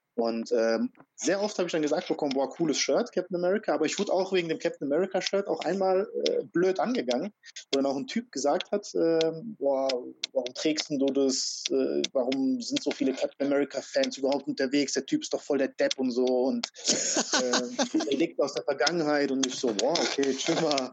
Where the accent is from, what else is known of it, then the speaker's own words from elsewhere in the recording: Frankfurt, Hesse, Germany; also born or lived in Croatia; Ich bin in Frankfurt halt groß geworden